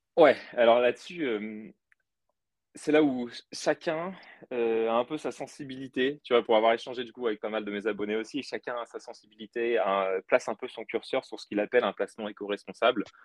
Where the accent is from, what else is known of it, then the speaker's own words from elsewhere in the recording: Brittany, France; je suis breton d'origine